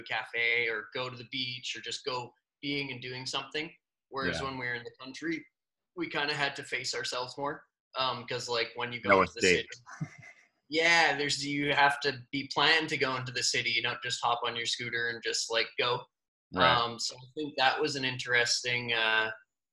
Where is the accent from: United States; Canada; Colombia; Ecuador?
Canada; Winnipeg, Manitoba; moved away; I'm from Winnipeg originally